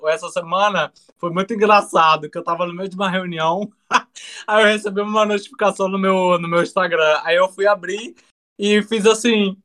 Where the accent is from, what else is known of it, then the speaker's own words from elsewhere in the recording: Brazil; para gente como brasileiro